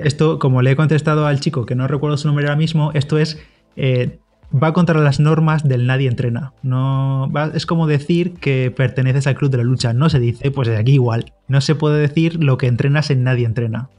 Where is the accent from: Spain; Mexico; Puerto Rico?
Spain; a village near Orihuela, Valencian Community; en Orihuela, allí cerquita de mi pueblo